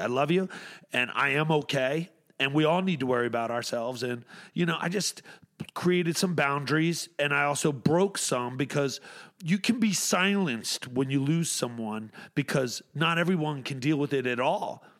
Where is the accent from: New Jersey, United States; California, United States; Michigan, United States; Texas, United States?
New Jersey, United States; Atlantic City; I'm from Atlantic City